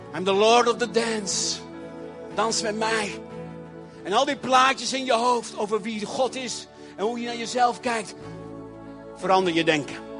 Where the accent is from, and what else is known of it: Netherlands